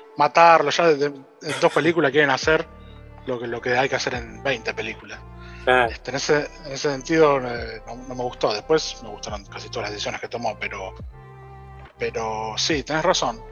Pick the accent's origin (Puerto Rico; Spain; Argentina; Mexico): Argentina; Que todos nos cuesta el triple pero como los argentinos mismos